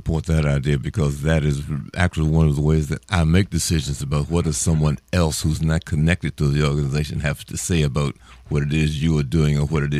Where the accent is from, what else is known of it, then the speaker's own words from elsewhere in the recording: Washington, District of Columbia, United States; I'm from Washington, D.C.